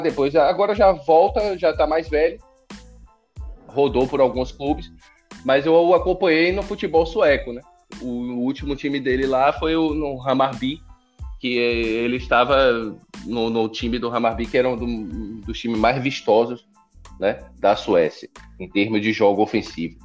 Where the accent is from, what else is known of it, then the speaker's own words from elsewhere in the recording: Brazil; somos brasileiros